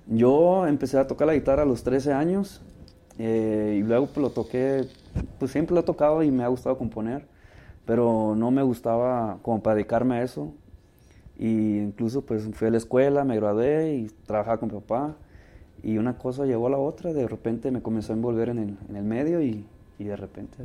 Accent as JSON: {"language": "Spanish", "town": "Ciudad Obregón", "region": "Sonora", "country": "Mexico", "tie": "born or raised there", "also_born_or_lived": "Sinaloa", "moved": "as an adult", "lives_now": "Los Angeles, United States", "said": "crecí en Sonora"}